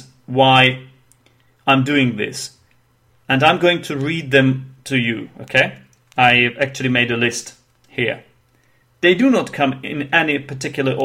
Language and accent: English; Czechia; first language Czech; English is a second language; my native tongue, actually, which is Czech, because I'm from the Czech Republic, or Czechia, if you will